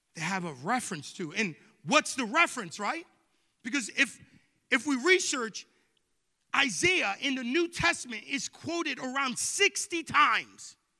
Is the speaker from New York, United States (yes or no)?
yes; Long Island, New York, United States; moved away; I grew up in New York, right? In Long Island, New York